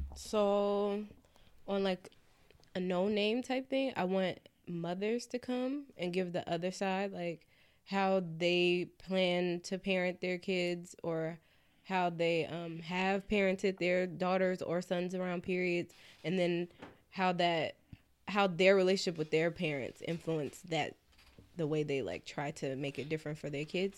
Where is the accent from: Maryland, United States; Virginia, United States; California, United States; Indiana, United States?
California, United States; now in New York, United States; I'm from Cali